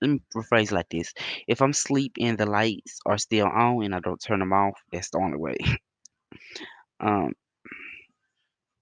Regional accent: Bassfield, Mississippi, United States; Bassfield, Mississippi.

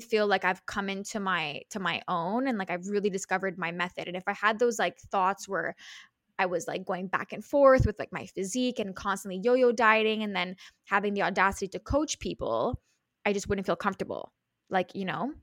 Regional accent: Montreal, Quebec, Canada; I'm from Montreal, which is in Canada, in Quebec

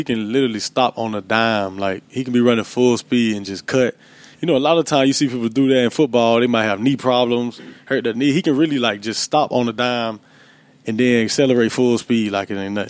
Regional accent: Florida, United States; moved away as an adult; I'm from Florida, too

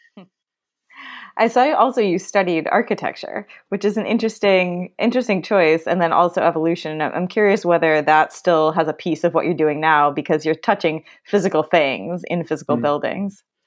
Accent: Chicago, Illinois, United States; I grew up in Chicago

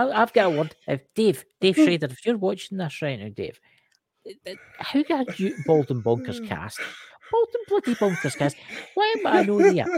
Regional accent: Scotland, United Kingdom; I'm Scottish

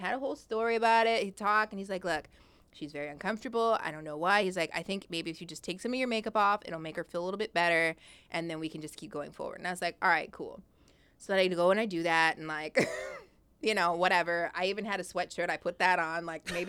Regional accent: Long Beach, California, United States; because obviously I was like from Long Beach and I was like, all right, I want to move

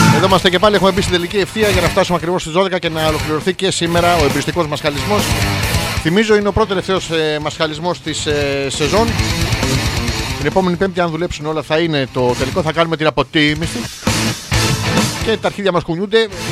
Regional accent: Athens, Attica, Greece; γεννήθηκα στην Αθήνα

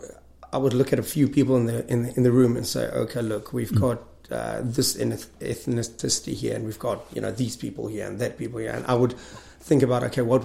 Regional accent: South Africa; I'm from South Africa.

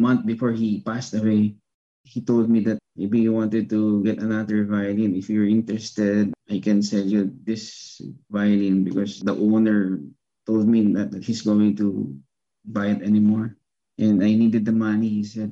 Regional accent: Philippines; as a Filipino and as a Filipino violinist

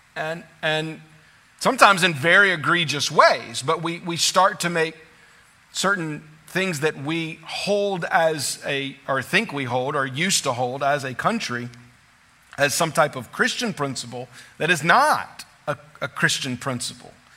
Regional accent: United States

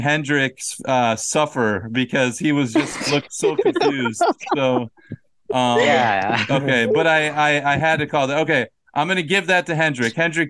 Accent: Minnesota, United States; moved away as an adult; now in South Korea; I am from the United States. I grew up in Minnesota, but I actually live in South Korea.

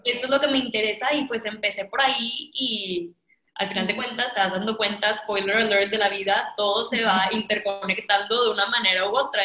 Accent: Mexico; a mí como mexicana

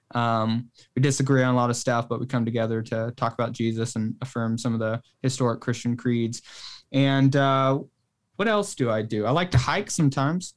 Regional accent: Northwest, United States; now in Oklahoma, United States; I'm actually originally from, I was born in the Northwest

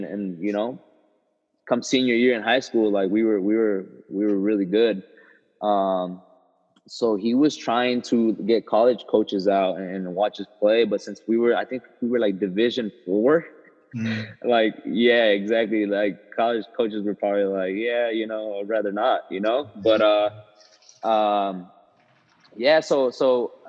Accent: Costa Mesa, California, United States; I grew up in Costa Mesa, California

